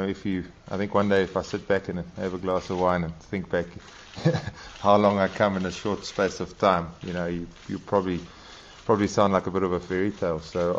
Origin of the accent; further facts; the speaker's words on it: South Africa; as a youngster growing up in South Africa